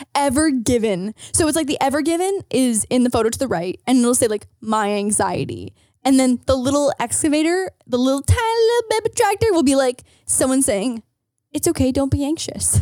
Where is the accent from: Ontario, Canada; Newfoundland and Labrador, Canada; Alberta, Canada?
Ontario, Canada; hometown near Toronto; I lived in Toronto or commuting anytime from, like, my hometown to Toronto